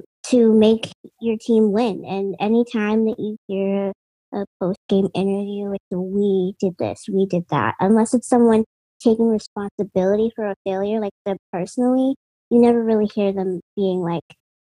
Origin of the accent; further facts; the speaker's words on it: Boston, Massachusetts, United States; I'm from Boston